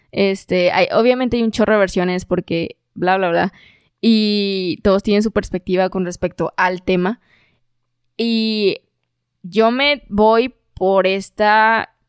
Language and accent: Spanish; Mexico; O sea, me, independencia independicé de algo como mexicano, ¿no?